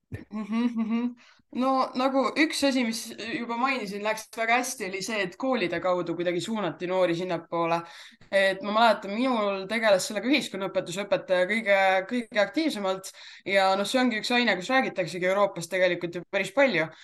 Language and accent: Estonian; Jõhvi, Ida-Viru County, Estonia; mina olen pärit tegelikult Jõhvist